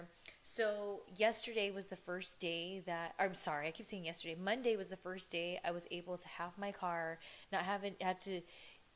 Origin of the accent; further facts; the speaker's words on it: Ontario, California, United States; our old neck of the woods where we grew up in Ontario